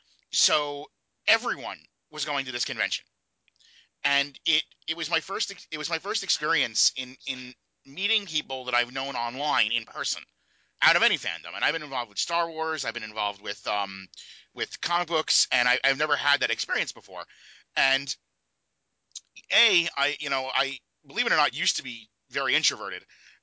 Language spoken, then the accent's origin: English; New York, United States; I'm a New Yorker.